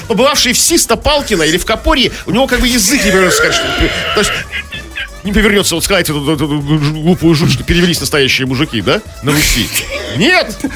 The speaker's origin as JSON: {"language": "Russian", "region": "Saint Petersburg", "country": "Russia", "said": "Мы, хренные петербуржцы"}